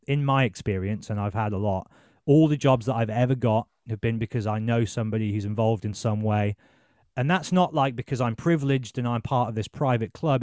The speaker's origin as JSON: {"language": "English", "town": "Birmingham", "region": "West Midlands", "country": "United Kingdom", "also_born_or_lived": "Exeter", "said": "I'm from Birmingham"}